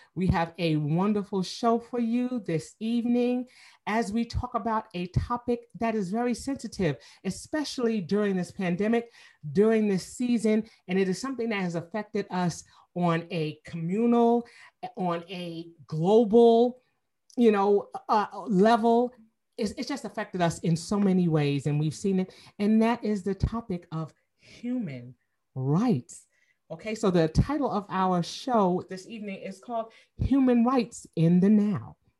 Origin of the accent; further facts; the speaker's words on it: New York City, New York, United States; moved away as an adult; now in Atlanta, United States; I'm originally from Queens, New York, and so you know I've been in Atlanta for 25 years